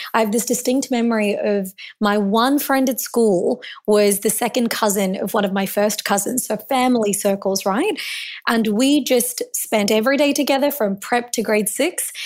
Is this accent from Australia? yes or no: yes; Melbourne, Victoria, Australia; I was born in Melbourne, and I was born to Indian immigrants